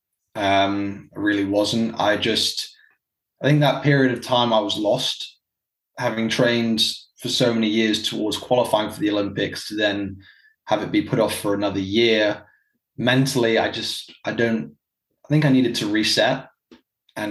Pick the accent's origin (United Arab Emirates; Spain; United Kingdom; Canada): United Arab Emirates; Dubai; moved away as an adult; also born or lived in South Carolina / Virginia; I grew up in Dubai for pretty much 18 years.